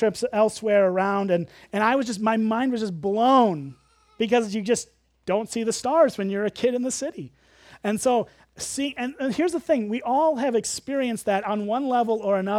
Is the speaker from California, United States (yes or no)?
no; Illinois, United States; and I grew up as a city kid. I grew up in the Chicago suburbs. Really, you could see like 5 stars. You could actually count the stars in Chicago.